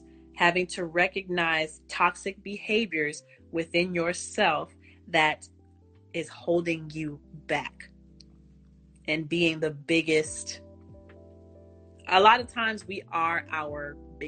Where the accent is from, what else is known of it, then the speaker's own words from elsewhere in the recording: Texas, United States; I'm from Texas